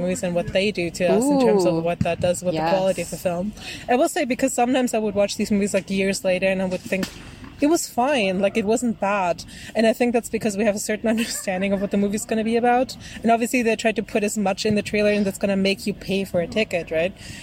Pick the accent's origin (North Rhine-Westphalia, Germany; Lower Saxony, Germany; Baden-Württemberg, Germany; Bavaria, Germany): Bavaria, Germany; English is a second language; I'm Bavarian